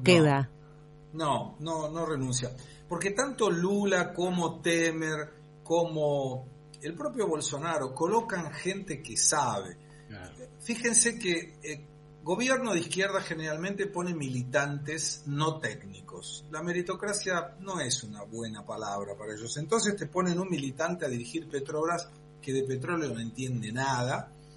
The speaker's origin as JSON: {"language": "Spanish", "country": "Argentina", "said": "como argentino"}